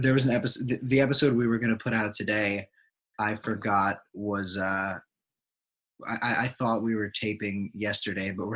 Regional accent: United States; I'm an American

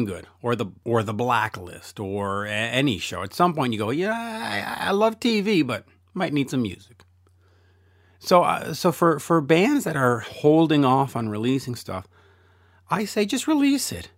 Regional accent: Canada; I'm Canadian

